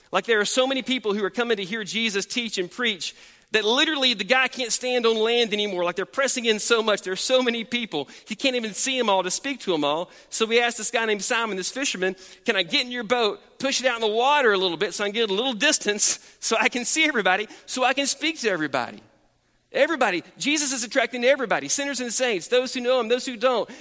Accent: United States; as American Christians

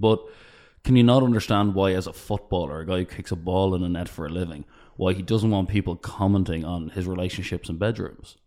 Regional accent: Ireland; we're from Ireland

